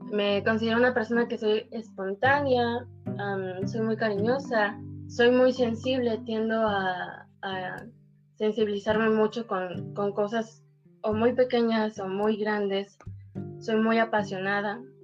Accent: Córdoba, Veracruz, Mexico; now in Banderilla, Mexico; Nací en Córdoba, pero actualmente radico en Banderilla

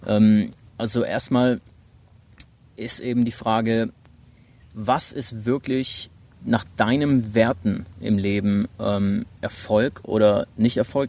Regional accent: Stuttgart, Baden-Württemberg, Germany; moved away as an adult; also born or lived in United States; ich komme eigentlich aus Stuttgart, hab aber ein paar Jahre in den U S A studiert mit zwanzig

